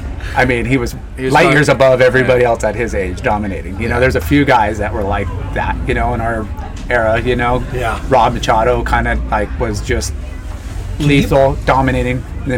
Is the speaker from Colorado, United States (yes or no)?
no; Ventura, California, United States; especially when you're growing up in California, where it's, especially Ventura, doesn't get very warm, like, it's pretty chilly